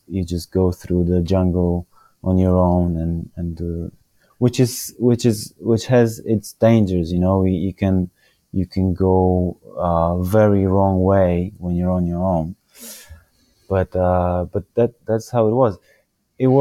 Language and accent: English; Poland